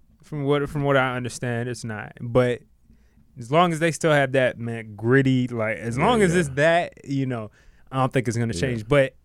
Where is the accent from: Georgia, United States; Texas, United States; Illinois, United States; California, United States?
Georgia, United States; Decatur; Oh, he from Decatur? I'm from Decatur.